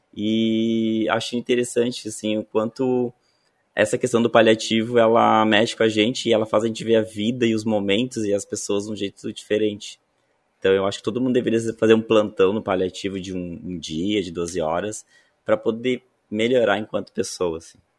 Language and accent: Portuguese; interior of Rio Grande do Sul, Brazil; sou do interior do Rio Grande do Sul